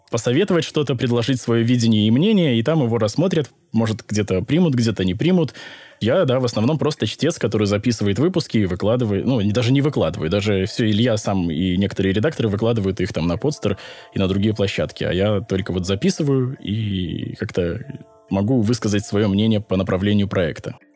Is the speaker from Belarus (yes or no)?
yes; Belarus; я не знаю, продается ли в России, но вот я, я сам из Беларуси, и в Беларуси он не продается.